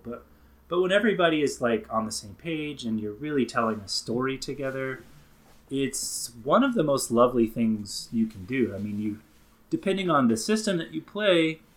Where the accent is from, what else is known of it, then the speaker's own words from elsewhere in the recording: the Bible Belt, United States; I grew up down in the Bible Belt